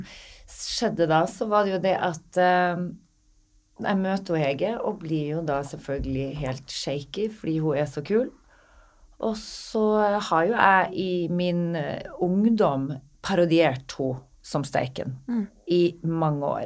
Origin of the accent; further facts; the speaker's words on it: Northern Norway, Norway; Jeg er fra Nord-Norge